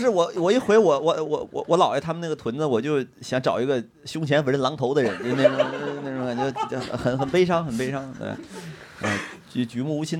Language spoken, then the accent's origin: Chinese; Northeast China, China; 不是我们一般，我们我们东北人都说四百年前俺们也首都，都是这么说的。确实也很多事情就改变不了，你就是东北，他就是经济不好了，也没办法。